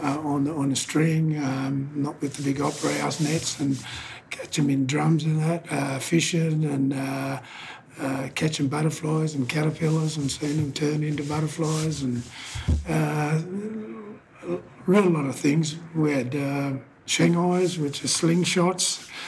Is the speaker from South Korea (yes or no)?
no; Bourke, New South Wales, Australia; also born or lived in Brewarrina / Goodooga; now in Dubbo, Australia; Well, I was born in Brewarrina, which is out in western New South Wales. Grew up in Cadooga till I was 10 years old, 9 or 10, and then I moved over to Bourke, and I stayed at Bourke until I was 21.